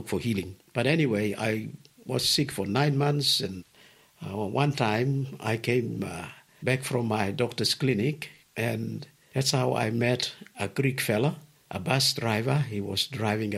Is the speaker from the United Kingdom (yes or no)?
no; Lumi, Sandaun, Papua New Guinea; also born or lived in Port Moresby, Papua New Guinea / Melbourne, Australia; I am from Karai, the village, Lumi. That's between near the border, between Indonesia's province of West Papua and Papua New Guinea